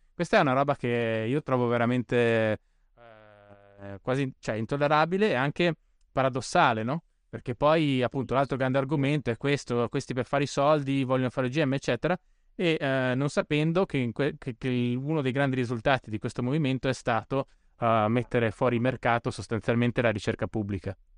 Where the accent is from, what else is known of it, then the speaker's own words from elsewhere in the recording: Bolzano, Trentino-Alto Adige, Italy; now in Rome, Italy; io sono originario di Bolzano, ah. vivo, vivo, a Roma